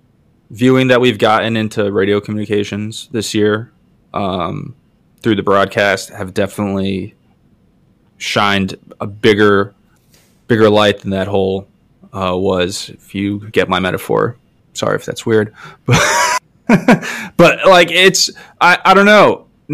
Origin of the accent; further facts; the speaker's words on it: New York, United States; As a New Yorker and as a Mets fan, I'm not a fan of the Yankees.